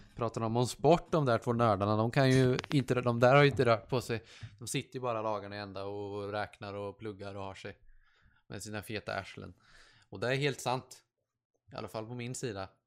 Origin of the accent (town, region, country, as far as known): Sweden; born or raised there; first language Swedish